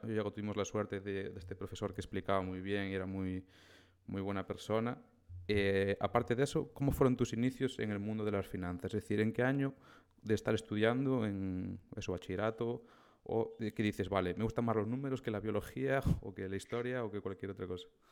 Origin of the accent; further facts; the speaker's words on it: O Grove, Galicia, Spain; mi pueblo, de, del Grove